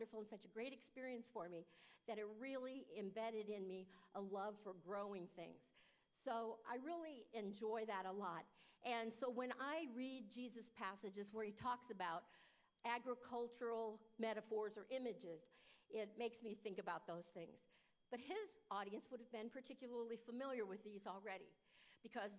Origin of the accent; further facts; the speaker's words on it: Fort Wayne, Indiana, United States; I was a city girl. I grew up in Fort Wayne, Indiana